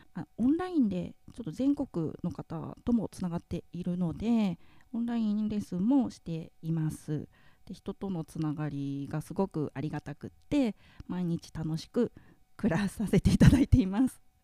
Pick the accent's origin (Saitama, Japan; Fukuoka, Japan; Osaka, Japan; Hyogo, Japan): Saitama, Japan; Iruma; moved away as an adult; now in Nikaho, Japan; 私は、えー、埼玉県の入間市というところの出身です